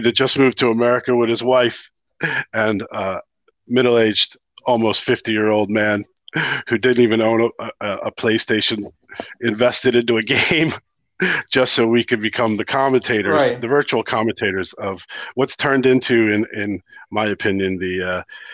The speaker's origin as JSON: {"language": "English", "country": "United States", "moved": "yes", "lives_now": "Ireland", "said": "I'm the American here in Ireland"}